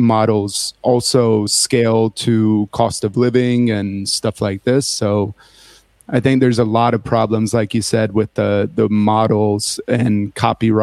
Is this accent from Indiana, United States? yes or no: yes; Indiana, United States; I come from Indiana in the middle of the US, and there wasn't a record store in where I grew up